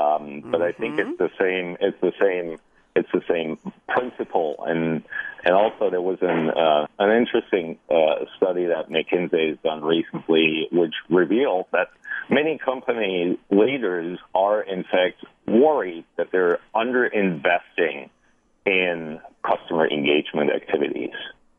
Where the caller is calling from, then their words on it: Half Moon Bay, California, United States; I'm calling from California, lovely Half Moon Bay